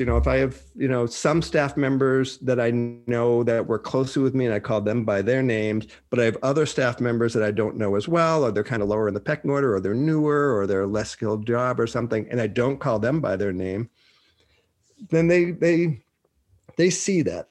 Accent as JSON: {"language": "English", "town": "Boston", "region": "Massachusetts", "country": "United States", "also_born_or_lived": "Minnesota", "moved": "yes", "said": "I'm from Boston."}